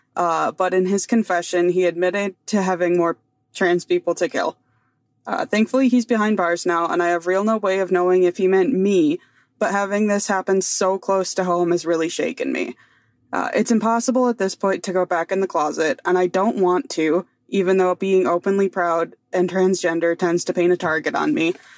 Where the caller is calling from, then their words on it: Wisconsin, United States; I'm calling in from Wisconsin